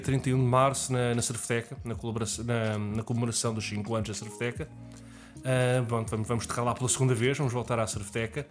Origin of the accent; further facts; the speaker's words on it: Lisbon, Portugal; Eu sou de Lisboa